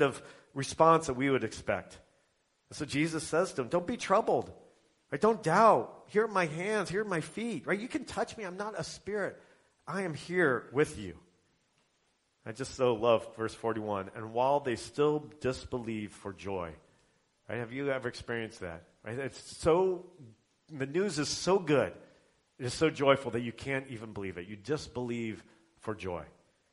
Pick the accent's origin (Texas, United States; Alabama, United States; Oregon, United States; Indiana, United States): Indiana, United States; I'm from Indiana